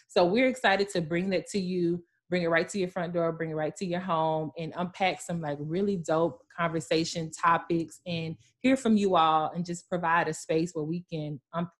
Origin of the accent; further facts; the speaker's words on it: West Tennessee, United States; I'm from Tennessee. Period. I'm from West 10